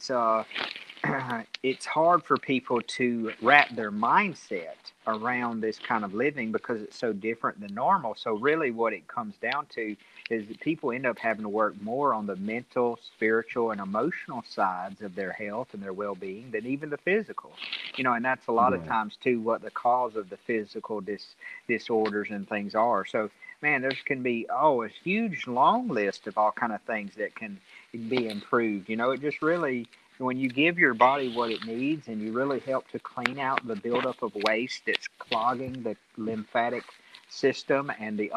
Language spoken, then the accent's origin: English; Central Alabama, United States; I'm from Central Alabama